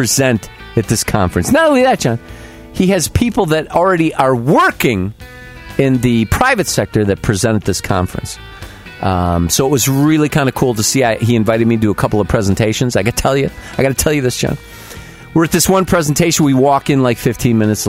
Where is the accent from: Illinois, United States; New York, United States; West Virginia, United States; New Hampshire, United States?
Illinois, United States; Chicago; I was from Chicago